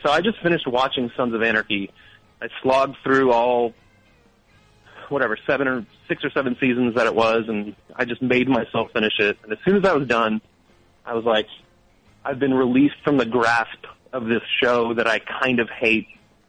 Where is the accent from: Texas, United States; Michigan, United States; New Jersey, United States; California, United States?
New Jersey, United States; I'm from New Jersey, so I grew up a Knicks fan, and I'm just used to it by now, I suppose.